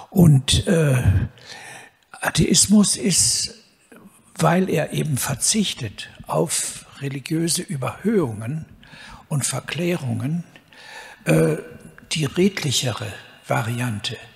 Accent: Cologne, North Rhine-Westphalia, Germany; Äh, ich bin im Hillige Kölle groß geworden

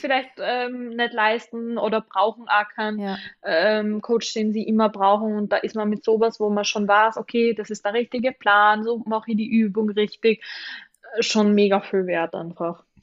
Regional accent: Austria; bei uns in Österreich

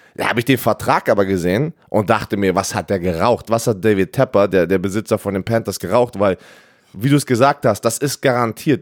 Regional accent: Berlin, Germany; moved away; ich bin in Berlin aufgewachsen

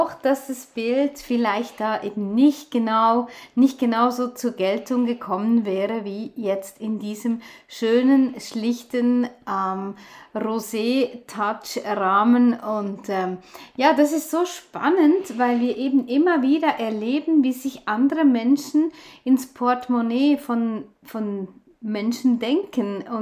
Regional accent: Switzerland; wir haben zuerst noch in, in ähm, Brockenstuben, wie die bei uns in der Schweiz heißen

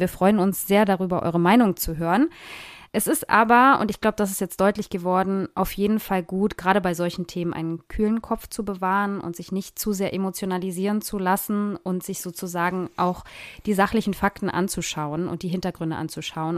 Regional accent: Germany; hier bei uns in Deutschland

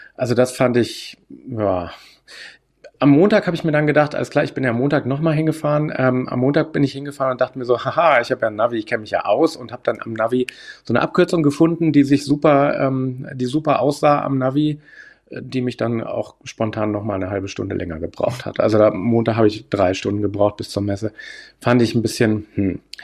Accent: Hanover, Lower Saxony, Germany; also born or lived in Landsberg/Augsburg region, Bavaria; now in Landsberg, Germany; ich komme ja aus der Region Hannover

